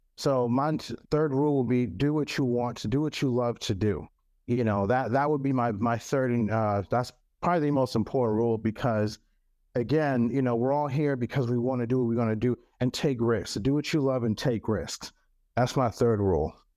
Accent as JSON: {"language": "English", "country": "Cameroon", "tie": "born or raised there", "first_language": "French", "second_language": "English", "moved": "yes", "lives_now": "United States", "said": "Cameroon. I'm from Cameroon"}